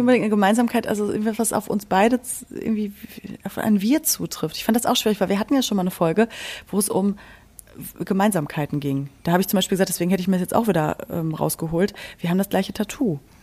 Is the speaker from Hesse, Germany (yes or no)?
no; Berlin, Germany; ich komme aus Berlin